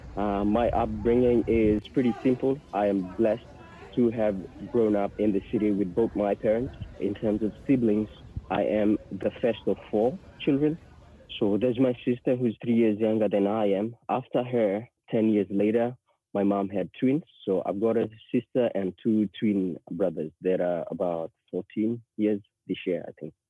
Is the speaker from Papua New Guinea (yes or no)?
yes; Port Moresby, National Capital District, Papua New Guinea; moved away as an adult; now in Australia; Port Moresby is where I grew up